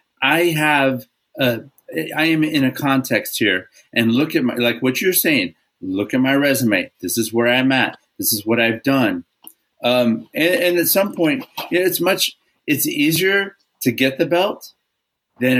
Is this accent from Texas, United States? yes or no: yes; Texas, United States; I'm from Texas